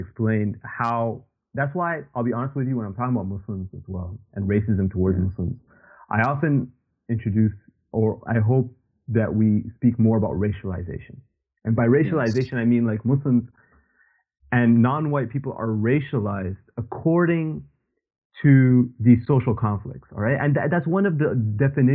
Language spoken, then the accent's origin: English; Canada; now in United Kingdom; you and I, you know, people who are born and raised in Canada